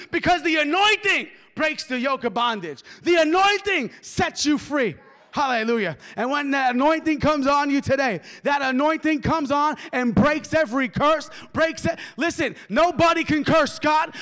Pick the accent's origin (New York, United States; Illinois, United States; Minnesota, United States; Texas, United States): New York, United States; moved away; I'm from New York